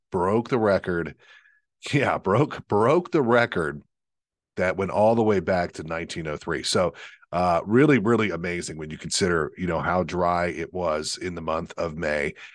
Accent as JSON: {"language": "English", "country": "United States", "said": "as an American"}